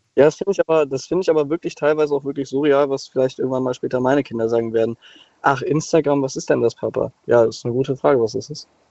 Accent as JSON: {"language": "German", "town": "Cologne", "region": "North Rhine-Westphalia", "country": "Germany", "said": "ich komme jetzt zum Beispiel aus Köln"}